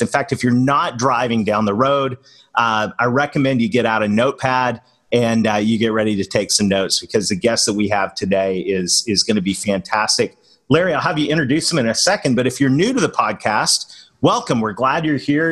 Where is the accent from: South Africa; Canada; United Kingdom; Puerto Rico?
Canada; moved away; being a Canadian that married a Southern girl